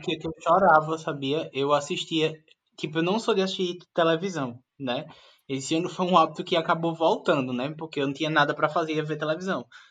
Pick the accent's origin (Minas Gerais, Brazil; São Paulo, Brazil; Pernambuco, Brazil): Pernambuco, Brazil; A gente, como pernambucano, está acostumado com frevo